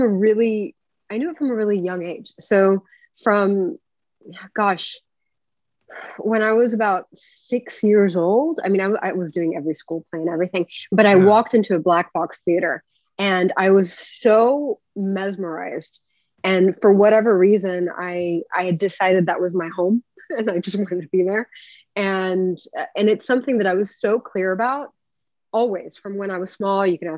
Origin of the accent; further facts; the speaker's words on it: Saudi Arabia; also born or lived in Japan; So I grew up in Saudi Arabia and Japan, and it was obviously very, very different and very interesting.